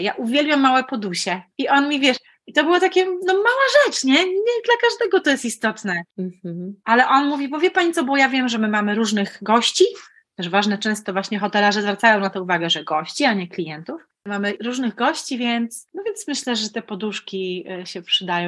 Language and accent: Polish; Opole, Opole Voivodeship, Poland; moved away as an adult; also born or lived in Lublin / Olsztyn; jestem Opolanką